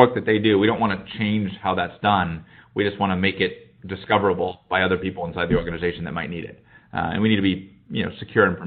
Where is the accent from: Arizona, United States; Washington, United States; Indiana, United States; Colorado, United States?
Indiana, United States; Indianapolis; moved away as an adult; also born or lived in Chicago, United States; now in Silicon Valley, United States; originally from Indianapolis